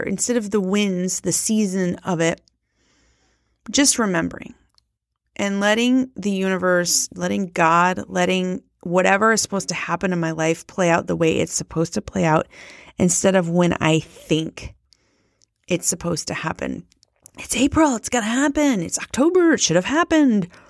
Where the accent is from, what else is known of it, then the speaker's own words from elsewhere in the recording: Midwest, United States; I was raised in the Midwest